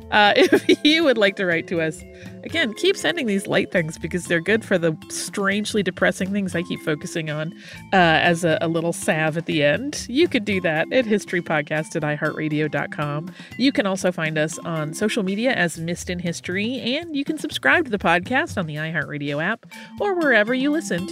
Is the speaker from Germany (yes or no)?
no; Colombia; now in Vancouver, Canada; I'm originally from Colombia, but live in Vancouver, Canada.